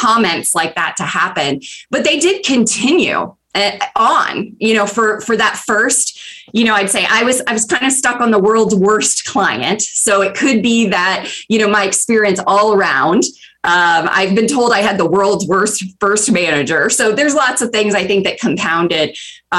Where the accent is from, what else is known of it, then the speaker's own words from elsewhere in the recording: 20 miles south of Atlanta, Georgia, United States; moved away as an adult; I moved here from Georgia. I grew up 20 miles south of Atlanta.